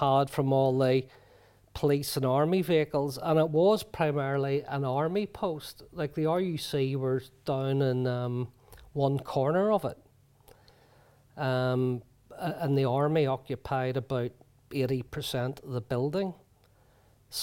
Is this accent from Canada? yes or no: no; Belfast, Northern Ireland, United Kingdom; growing up in Ballysillan, which where paramilitaries are very strong